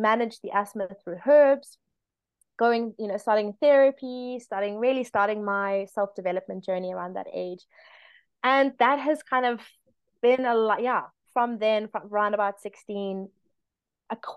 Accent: South Africa; I'm South African

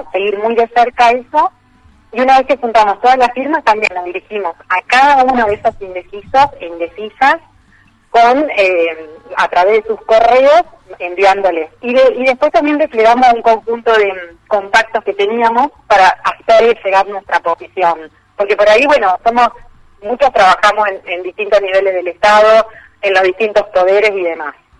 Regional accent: Entre Ríos, Argentina; moved away as an adult; now in Rosario, Argentina; Soy entrerriana de origen y vivo acá los 18

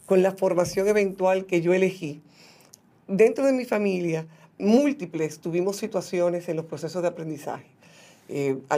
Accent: Santiago de los Caballeros, Santiago, Dominican Republic; soy de la República del Cibao.

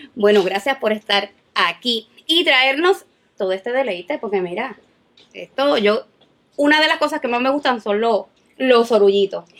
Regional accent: Puerto Rico; nosotros los boricos

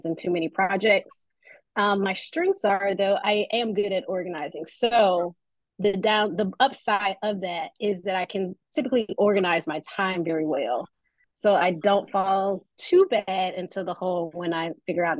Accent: Memphis, Tennessee, United States; I am originally a Memphis native, so born and raised in Memphis

